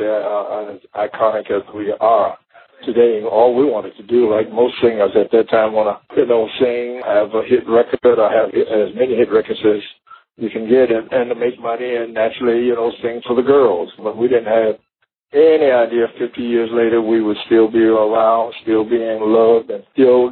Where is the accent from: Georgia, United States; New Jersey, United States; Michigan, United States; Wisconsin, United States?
Michigan, United States; Detroit; also born or lived in Texas; I was born in Texas and moved to Detroit when I was about 11 or 12 years old